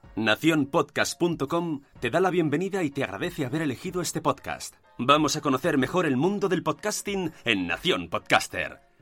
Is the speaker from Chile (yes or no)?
no; Asturias, Spain; yo soy de Asturias